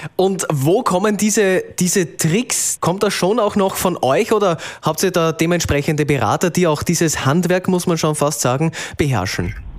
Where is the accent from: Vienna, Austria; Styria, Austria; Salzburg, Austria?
Salzburg, Austria; Bei uns in Salzburg